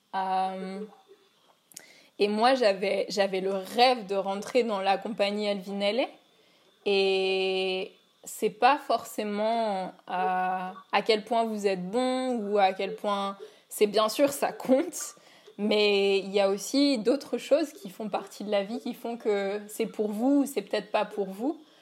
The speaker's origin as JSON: {"language": "French", "town": "Paris", "region": "Île-de-France", "country": "France", "tie": "born or raised there", "also_born_or_lived": "New York", "moved": "as an adult", "said": "donc j'habite à Paris et je suis née à Paris"}